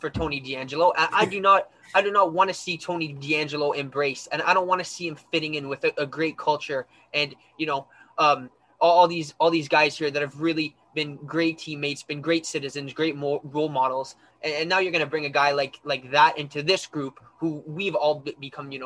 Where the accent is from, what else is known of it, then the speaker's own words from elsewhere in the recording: Ottawa, Ontario, Canada; I'm from Ottawa